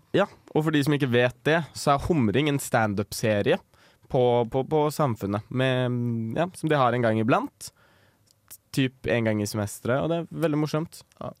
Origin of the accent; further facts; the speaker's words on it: Ahus, Akershus, Norway; april 2002 ble jeg født på Ahus